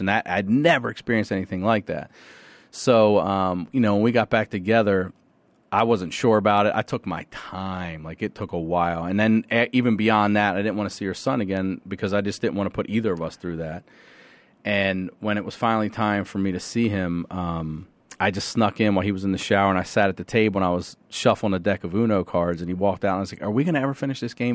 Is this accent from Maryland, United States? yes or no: yes; Carroll County, Maryland, United States; also born or lived in Baltimore, Maryland; I grew up in a place called Carroll County, Maryland, right out, out outside the city